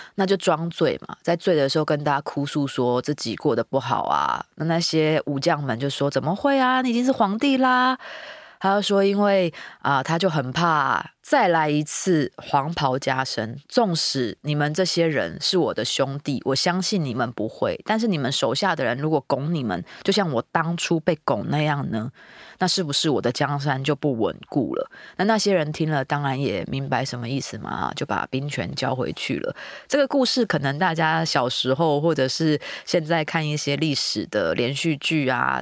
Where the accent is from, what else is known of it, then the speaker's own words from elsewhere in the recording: Meinong, Kaohsiung, Taiwan; 我的老家在美农哦，是那种三合院建筑，里面真的就有一个灶神的那种小神龛